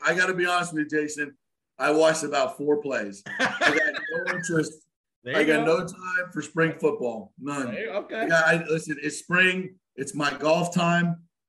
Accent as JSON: {"language": "English", "region": "South Florida", "country": "United States", "tie": "born or raised there", "lives_now": "Tampa Bay, United States", "said": "I grew up in South Florida, so I wasn't a big hockey fan until I got to Tampa Bay in 97"}